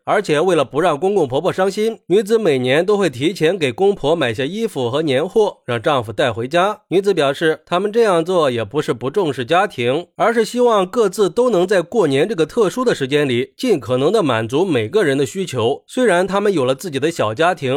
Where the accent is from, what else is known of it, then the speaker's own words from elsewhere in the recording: China; 我们中国人